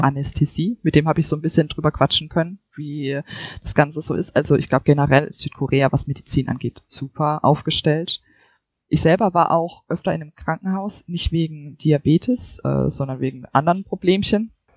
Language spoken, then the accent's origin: German; Germany; also born or lived in Seoul / Munich; bei uns in Deutschland